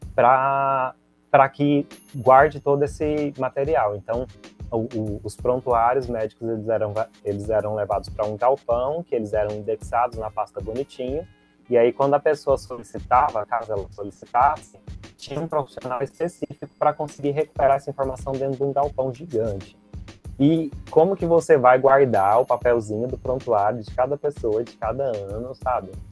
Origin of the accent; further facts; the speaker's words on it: Goiânia, Goiás, Brazil; eu sou de Goiânia